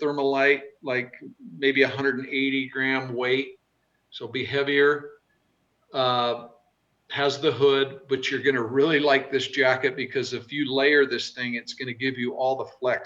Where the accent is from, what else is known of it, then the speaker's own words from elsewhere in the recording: the West, United States; I'm from the West